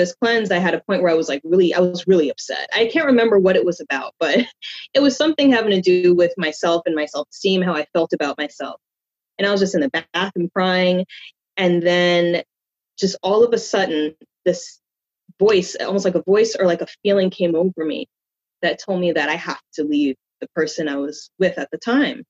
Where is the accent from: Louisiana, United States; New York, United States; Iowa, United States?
New York, United States; I was born and raised in New York, so I've been here all of my life